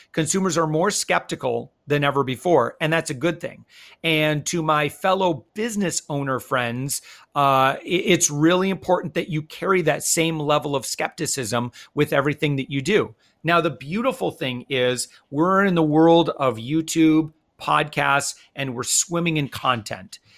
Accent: West Michigan, United States; moved away; also born or lived in Hawaii; I'm originally from West Michigan

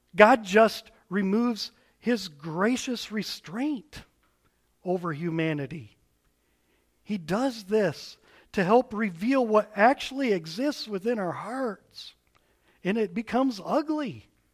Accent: United States; As American Westerners

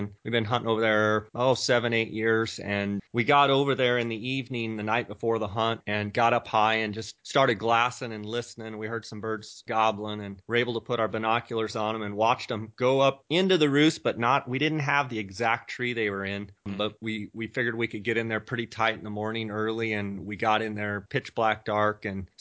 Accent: Scottsdale, Arizona, United States; I am actually in my hometown right now in Scottsdale, Arizona

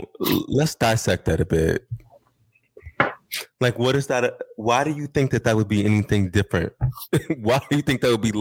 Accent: United States; It's a try for me as an American.

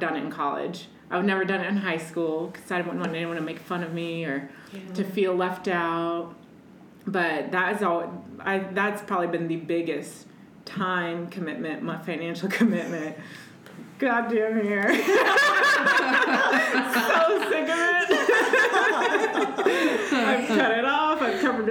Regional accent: Midwest, United States; I'm from the Midwest

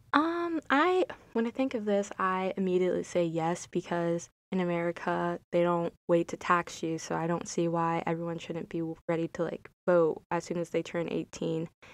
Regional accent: United States; I'm African American

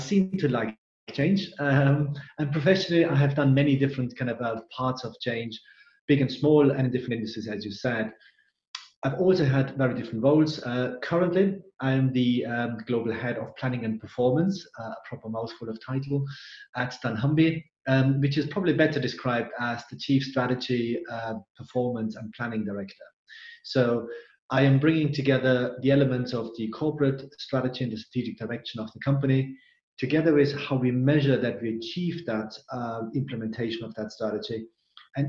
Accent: Austria; English is a second language; moved away as an adult; also born or lived in England; now in United Kingdom; As you can hear, I'm originally from Austria, not from UK. But I call now England my home. 16 years now kind of here in UK

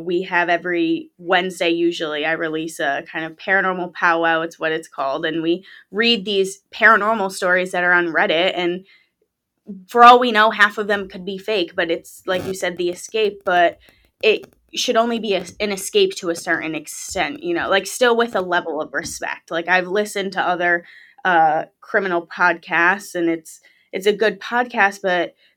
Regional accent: Connecticut, United States; I was born and raised in Connecticut. I'm still here.

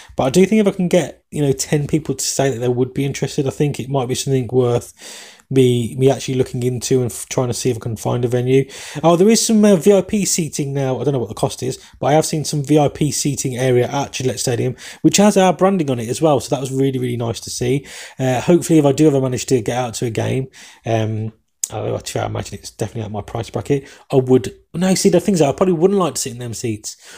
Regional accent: England, United Kingdom; accent: English; my English accent

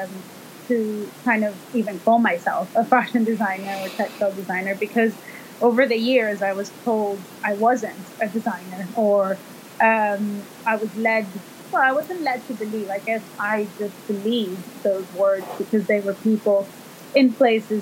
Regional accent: El Salvador; moved away as an adult; also born or lived in Italy; now in London, United Kingdom; I am originally from El Salvador, which is in Central America. And I came to London in 2004

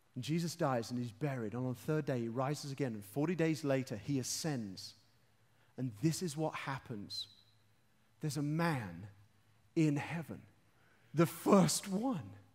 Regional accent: London, United Kingdom; I'm from London.

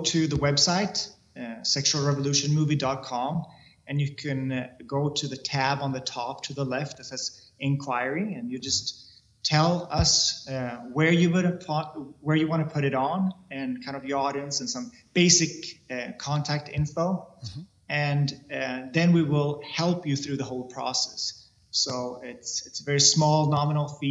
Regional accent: Sweden; I come from Sweden

